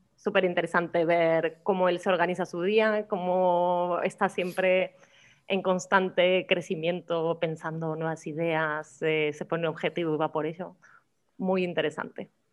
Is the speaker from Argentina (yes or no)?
yes; Argentina; now in Málaga, Spain; como argentinos lo tenemos muy incorporado